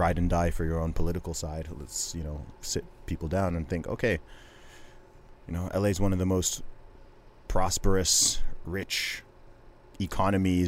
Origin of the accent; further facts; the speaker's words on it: Saudi Arabia; moved away; I grew up in Saudi Arabia